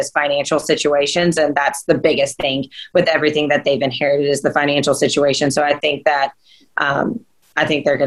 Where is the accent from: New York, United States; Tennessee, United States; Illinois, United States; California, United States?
Tennessee, United States; Nashville; moved away as an adult; now in Florida, United States; I grew up in Nashville, so a couple hours away from Knoxville